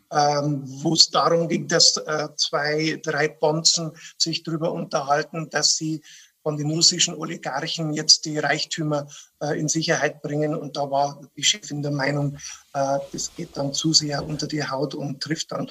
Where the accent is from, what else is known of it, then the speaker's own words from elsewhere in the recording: Bavaria, Germany; Also äh, das Paradevorbild, das man als bayerischer Kabarettist natürlich hat, ist, ist Gerhard Polt.